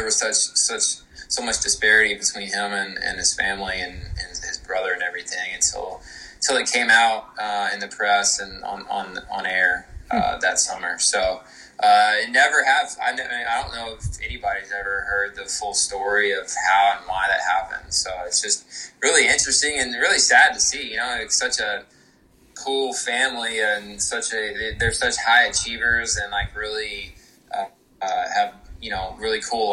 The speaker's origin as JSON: {"language": "English", "town": "Austin", "region": "Texas", "country": "United States", "moved": "yes", "said": "I was from Austin, Texas originally"}